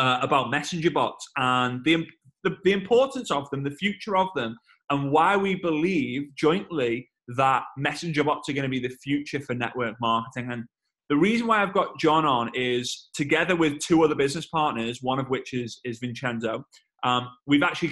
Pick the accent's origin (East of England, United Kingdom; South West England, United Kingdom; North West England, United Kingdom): North West England, United Kingdom; Liverpool; I'm from Liverpool